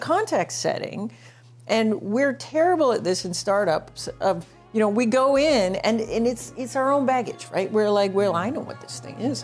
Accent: Toronto, Ontario, Canada; I'm from Toronto

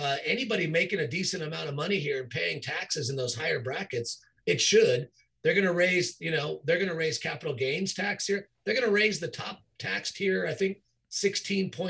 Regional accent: Southern California, United States; Growing up and living in Southern California

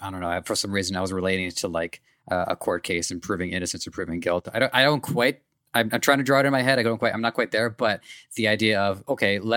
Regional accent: Canada; I'm Canadian

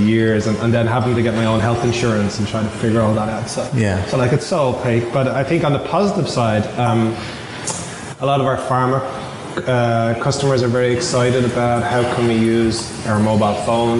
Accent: Ireland; accent: Irish; now in Boston, United States; So I moved from Ireland to Boston.

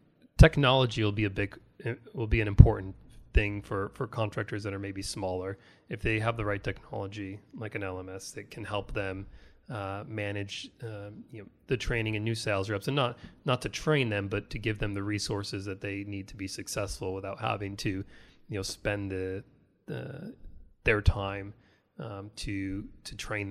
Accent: New York, United States; Now see, I'm originally from the Rochester Buffalo area, so I'm a big Bills fan up there.

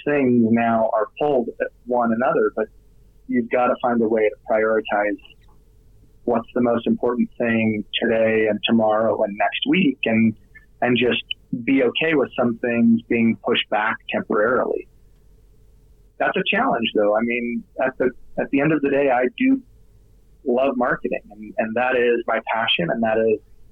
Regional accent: Utah, United States; I'm from Utah

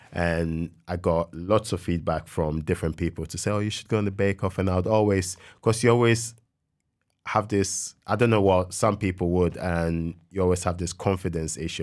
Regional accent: Ghana; moved away as an adult; when I was growing up in Ghana

